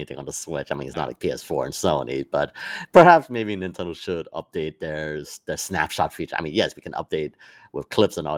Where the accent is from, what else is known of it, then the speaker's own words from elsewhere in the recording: New York City, New York, United States; my hometown